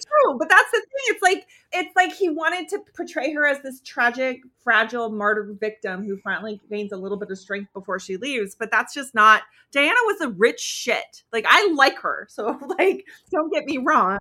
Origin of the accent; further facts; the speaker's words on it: United States; as an American